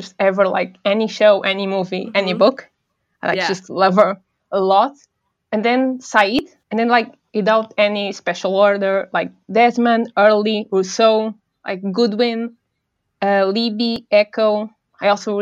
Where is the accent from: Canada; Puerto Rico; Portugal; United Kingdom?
Portugal; English is a second language; I'm from Portugal. So, like, English is not my first language